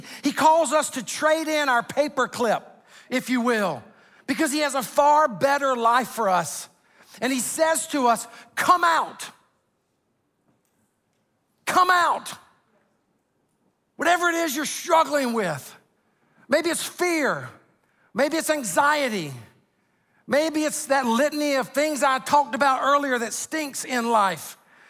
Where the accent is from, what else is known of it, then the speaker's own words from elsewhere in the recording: Sumter, South Carolina, United States; I mean, I'm from Sumter, South Carolina. We don't fly.